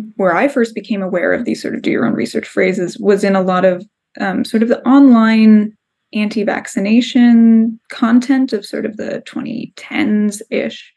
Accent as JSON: {"language": "English", "region": "Southern California", "country": "United States", "tie": "born or raised there", "said": "we're both from Southern California. Mm-hmm. And when you grow up in Southern California, we, we just sort of by coincidence have a lot of friends, family members, old people we went to school"}